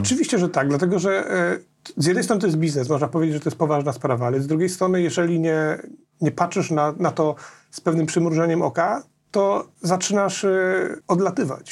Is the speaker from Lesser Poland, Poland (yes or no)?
yes; Nowy Sącz, Lesser Poland, Poland; jestem z Nowego Sącza